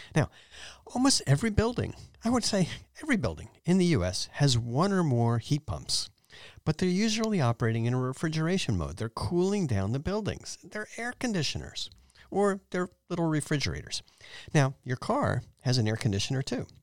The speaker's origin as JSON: {"language": "English", "region": "East Coast", "country": "United States", "tie": "born or raised there", "moved": "yes", "lives_now": "San Jose, United States", "said": "where I grew up on the East Coast"}